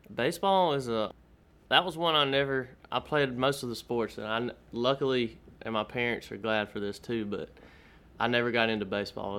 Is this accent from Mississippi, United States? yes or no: yes; Mississippi Delta, United States; moved away as an adult; now in Austin, United States; I was born and raised in Mississippi and okay. um, moved to Austin uh, March of last year